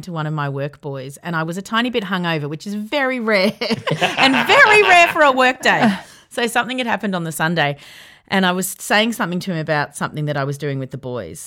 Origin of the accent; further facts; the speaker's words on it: Yarra Valley, Victoria, Australia; I grew up in the Yarra Valley